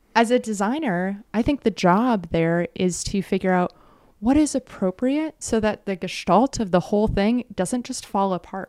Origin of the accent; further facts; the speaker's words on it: United States; a kid growing up in the States